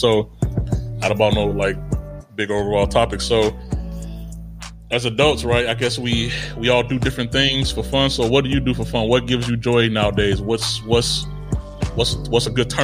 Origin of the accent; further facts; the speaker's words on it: Chicago, Illinois, United States; moved away as an adult; now in Italy; I grew up in Chicago